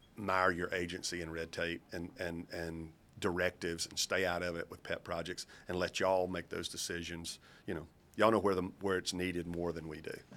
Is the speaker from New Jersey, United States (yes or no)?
no; Kosciusko, Mississippi, United States; I grew up in Kosciuszko